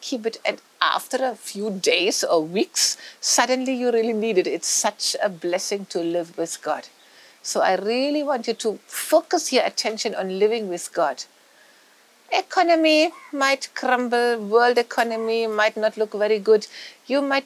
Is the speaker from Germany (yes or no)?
yes; Germany; moved away; I come from Germany